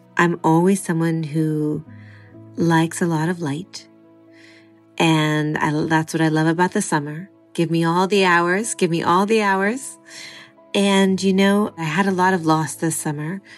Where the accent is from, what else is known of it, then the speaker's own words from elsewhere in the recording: California, United States; born and raised in California